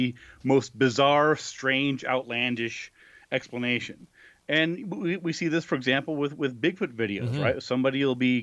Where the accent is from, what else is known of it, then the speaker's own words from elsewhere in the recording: New Mexico, United States; also born or lived in Buffalo; my home state of New Mexico